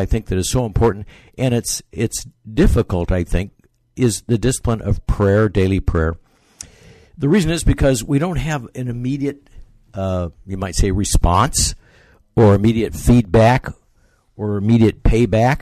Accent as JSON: {"language": "English", "town": "Bakersfield", "region": "California", "country": "United States", "tie": "born or raised there", "moved": "yes", "lives_now": "Boston, United States", "said": "I grew up in California, Bakersfield, California."}